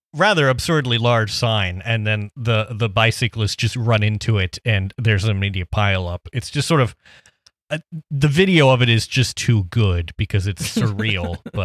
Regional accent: New York, United States; as a New Yorker, I always thought of the Midwest as a region bombarded by winter storms and freezing temperatures.

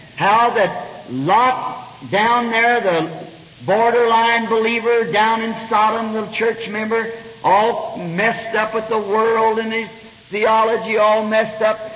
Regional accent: United States; an American citizen

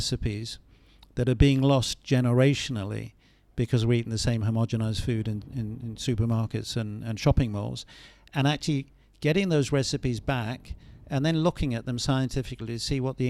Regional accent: London, United Kingdom; when I grew up in Southeast London

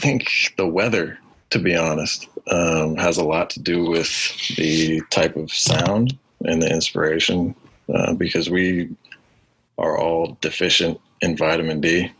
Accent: Auburn, Washington, United States; I lived in a town or a city about 20 miles outside of Seattle called Auburn. It's a lower class suburb. A lot of working class folk.

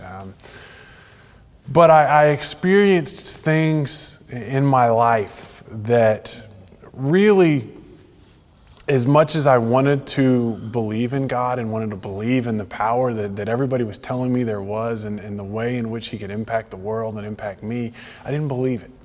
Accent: Texas, United States; moved away as an adult; now in Franklin, United States; I, I, was born in Texas, lived in Texas, raised in Texas

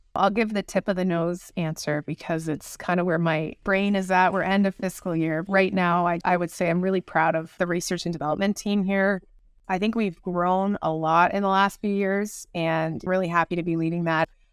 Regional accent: Niagara Falls, Ontario, Canada; I grew up in the Niagara region

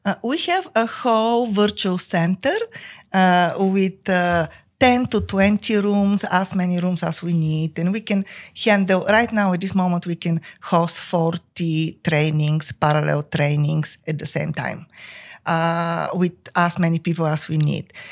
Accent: Bulgaria; English is a second language; moved away as an adult; now in United States; I came from Bulgaria with two master's degrees

